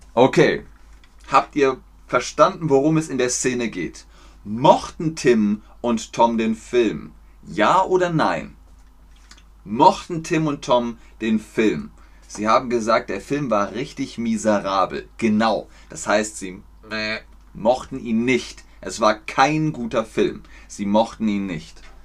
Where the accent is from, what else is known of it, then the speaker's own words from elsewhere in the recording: Germany; ich komme aus Deutschland.